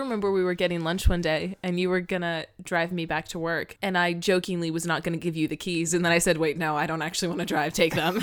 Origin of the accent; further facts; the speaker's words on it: Florida, United States; I grew up in Florida